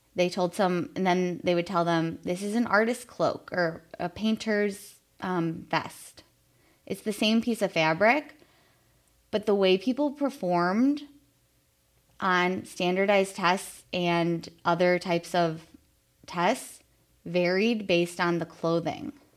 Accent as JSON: {"language": "English", "town": "Chicago", "region": "Illinois", "country": "United States", "tie": "born or raised there", "said": "a little Irish Catholic girl growing up in Chicago"}